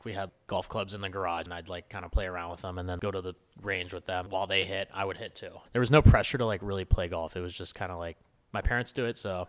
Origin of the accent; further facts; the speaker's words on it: Los Altos, California, United States; So I grew up in the Bay Area, California, this small town, Los Altos, kind of like a countryside town a bit.